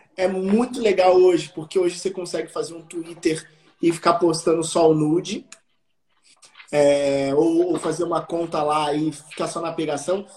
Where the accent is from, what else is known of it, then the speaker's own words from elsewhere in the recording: Juiz de Fora, Minas Gerais, Brazil; moved away; also born or lived in Rio de Janeiro / São Paulo; Eu tinha 10 anos quando essa lei foi aprovada na minha cidade